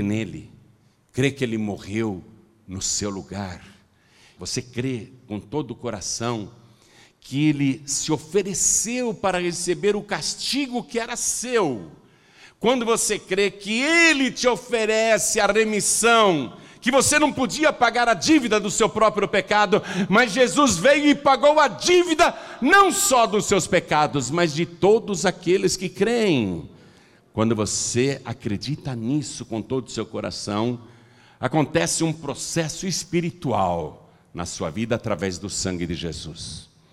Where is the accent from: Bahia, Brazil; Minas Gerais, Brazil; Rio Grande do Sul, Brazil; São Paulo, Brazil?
São Paulo, Brazil; Piracicaba; Eu nasci em casa, lá em Piracicaba